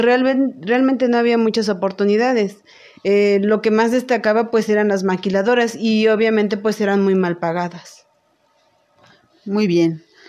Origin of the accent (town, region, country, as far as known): Teziutlán, Puebla, Mexico; born or raised there; now in Puebla, Mexico